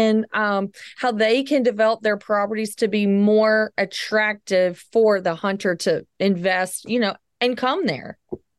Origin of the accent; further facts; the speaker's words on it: Southern United States, United States; Like here I am from the South.